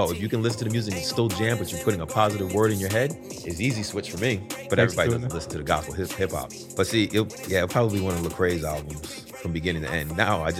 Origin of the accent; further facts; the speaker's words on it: New Haven, Connecticut, United States; I'm right next door. You heard of Connecticut?